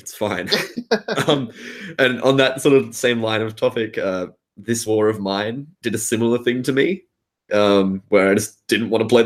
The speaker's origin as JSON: {"language": "English", "town": "Adelaide", "region": "South Australia", "country": "Australia", "said": "I'm from Adelaide"}